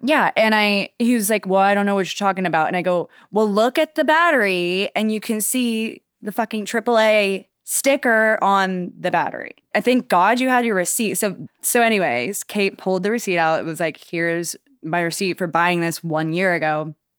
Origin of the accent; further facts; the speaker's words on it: Wichita, Kansas, United States; now in Charleston, United States; I'm originally from Kansas. I moved to Charleston in like 2014